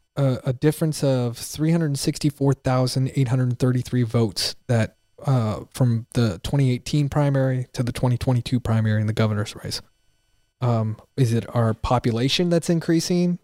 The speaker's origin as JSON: {"language": "English", "region": "Pennsylvania", "country": "United States", "also_born_or_lived": "Montgomery County, Texas", "moved": "yes", "lives_now": "Texas, United States", "said": "I'm from Pennsylvania."}